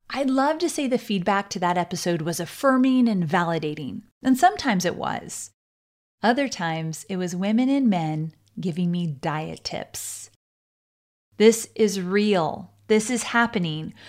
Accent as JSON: {"language": "English", "area": "Orange County", "region": "California", "country": "United States", "tie": "born or raised there", "said": "Growing up in Orange County, California, I experienced a childhood that was so all-American"}